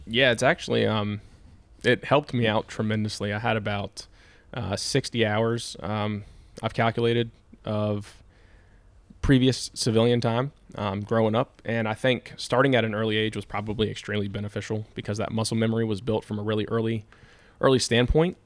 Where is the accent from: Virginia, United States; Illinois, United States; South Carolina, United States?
Virginia, United States; Hanover County; I grew up in Hanover